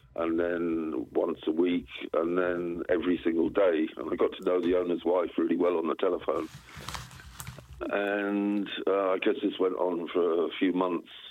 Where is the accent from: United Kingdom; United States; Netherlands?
United Kingdom; southern England; also born or lived in Southsea / London; in southern England. I went to boarding school in um, in a place called Southsea on the south coast